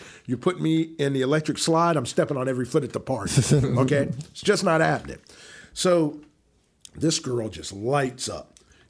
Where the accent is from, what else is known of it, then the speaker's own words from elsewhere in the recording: New Jersey, United States; So most guys are telling these girls things like, oh, yeah, you like … ? They're from my hometown.